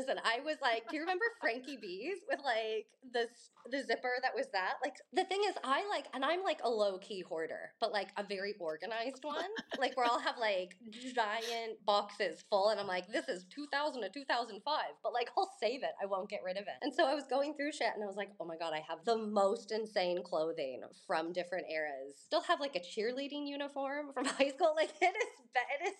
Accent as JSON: {"language": "English", "town": "Laguna Beach", "region": "California", "country": "United States", "tie": "born or raised there", "said": "And I think just with fashion in general, growing up in Laguna at 18"}